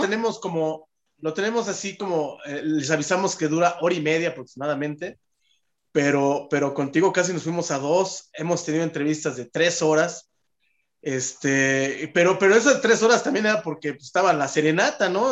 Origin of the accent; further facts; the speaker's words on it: Mexico City, Mexico; yo soy del Pedregal